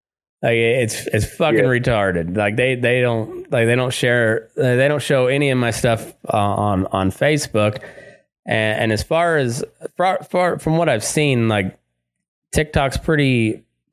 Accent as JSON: {"language": "English", "region": "Southeast Colorado", "country": "United States", "tie": "born or raised there", "also_born_or_lived": "Great Plains", "moved": "yes", "said": "I grew up in Southeast Colorado, just, in cowpuncher country."}